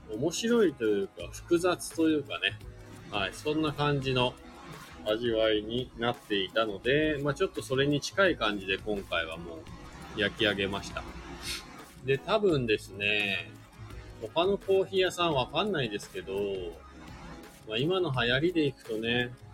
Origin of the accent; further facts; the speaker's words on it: Shizuoka, Japan; now in Hakuba, Japan; 僕静岡県出身で